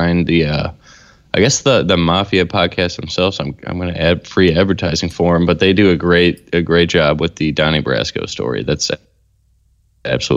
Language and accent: English; Minooka, Illinois, United States; my hometown, some of the farm shots there outside of Minooka, Illinois.